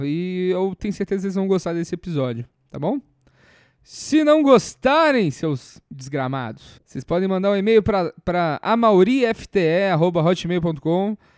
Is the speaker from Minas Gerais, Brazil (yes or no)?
yes; Minas Gerais, Brazil; now in São Paulo, Brazil; Eu sou mineiro